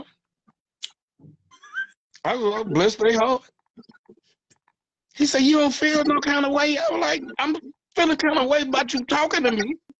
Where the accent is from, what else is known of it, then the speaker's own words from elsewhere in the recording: Louisiana, United States; now in Dallas, United States; I'm from Louisiana. We know how to shut our damn mouth. I live out here in Dallas, man.